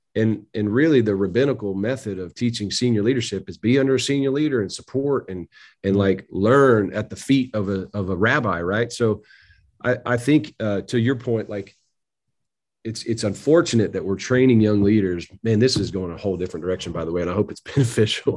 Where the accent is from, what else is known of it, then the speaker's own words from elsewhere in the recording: Tennessee, United States; also born or lived in Missouri; moved back to Tennessee, wanted to be in my home state.